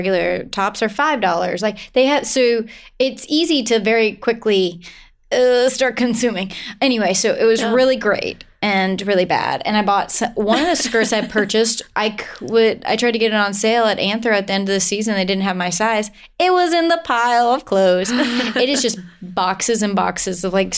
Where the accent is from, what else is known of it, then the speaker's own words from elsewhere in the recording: Augusta, Georgia, United States; moved away; I'm originally from Augusta. My parents still live in Augusta, Georgia